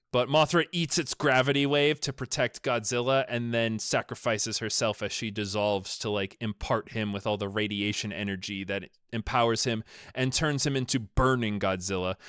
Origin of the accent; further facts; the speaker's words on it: United States; I'm from America